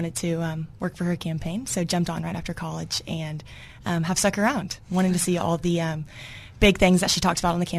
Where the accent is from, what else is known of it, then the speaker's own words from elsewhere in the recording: Fayetteville, Arkansas, United States; No, I'm from Fayetteville.